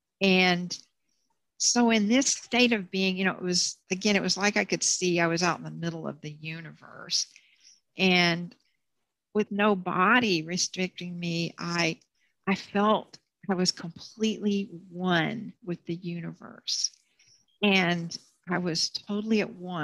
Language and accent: English; Bryan, Texas, United States; moved away as an adult; also born or lived in Houston; I was back in Bryan